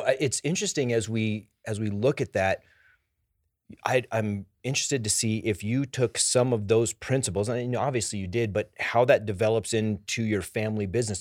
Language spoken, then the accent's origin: English; Denver, Colorado, United States; I grew up here in Denver